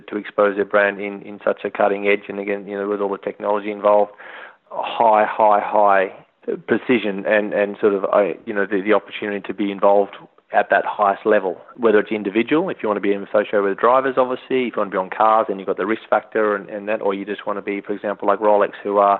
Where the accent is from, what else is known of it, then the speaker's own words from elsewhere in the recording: Australia; moved away as an adult; as an Australian and as someone that loves the outdoors